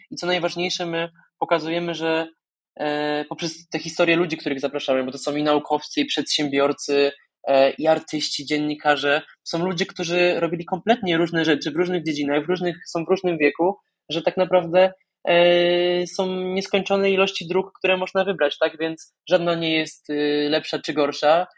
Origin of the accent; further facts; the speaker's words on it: Podkarpacie, Subcarpathian Voivodeship, Poland; moved away as an adult; now in Warsaw, Poland; ja pochodzę z Podkarpacia, z wioski poniżej tysiąca mieszkańców